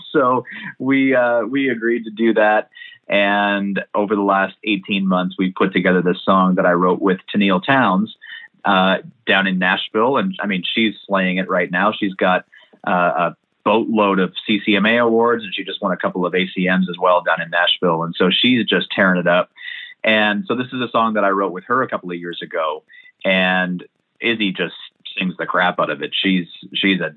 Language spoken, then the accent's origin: English; Milverton, Ontario, Canada; I grew up in Milverton